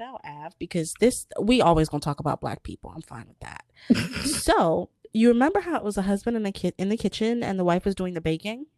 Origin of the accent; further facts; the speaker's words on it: United States; I was born in America